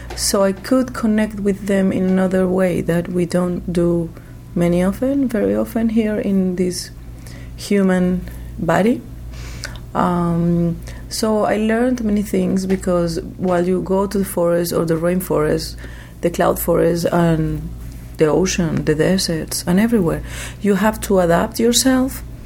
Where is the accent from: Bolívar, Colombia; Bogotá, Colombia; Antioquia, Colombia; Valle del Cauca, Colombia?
Antioquia, Colombia; Medellín; I was born in Medellin, a very well known city because of the drugs business. Uh, I, have I have spent uh, most of my life in between the rainforest, the cloud forest, and also the cities of my country, mainly Medellin